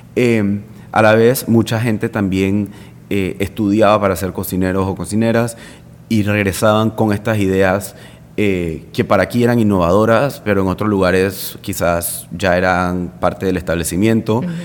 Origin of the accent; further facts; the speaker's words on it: Panama; moved away as an adult; now in Madrid, Spain; yo soy solo de Panamá